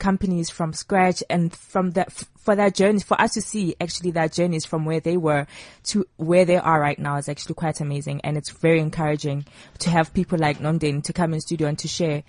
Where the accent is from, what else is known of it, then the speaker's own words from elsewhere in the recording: Johannesburg, Gauteng, South Africa; So I'm sitting here all alone from the south of Johannesburg.